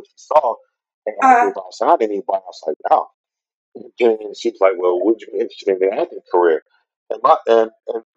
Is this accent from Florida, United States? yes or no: no; Memphis, Tennessee, United States; now in Washington, D.C., United States; I'm from Memphis, Tennessee